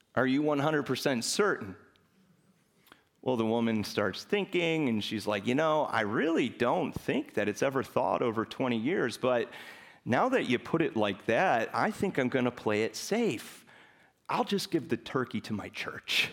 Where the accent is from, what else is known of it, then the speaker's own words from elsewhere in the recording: Chicago, Illinois, United States; moved away; I'm originally from Chicago